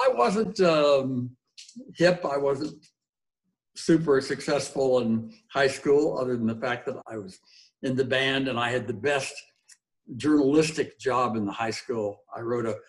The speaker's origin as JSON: {"language": "English", "town": "Coral Gables", "region": "Florida", "country": "United States", "tie": "born or raised there", "also_born_or_lived": "St. Thomas, Virgin Islands / Acapulco, Mexico", "moved": "as an adult", "said": "I was born and raised in Coral Gables, Florida"}